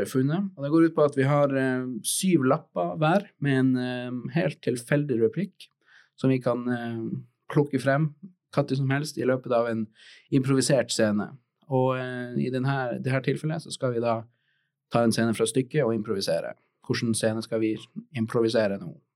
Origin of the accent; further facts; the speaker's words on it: Tromsø, Troms, Norway; jeg kommer fra Tromsø